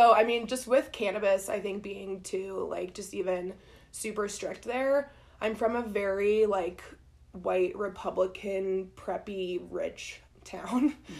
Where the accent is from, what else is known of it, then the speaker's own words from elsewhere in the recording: Columbus, Ohio, United States; moved away as an adult; now in Colorado, United States; Yeah, I'm from Columbus, Ohio. Yeah, and moved here right after college, got a job at a PR firm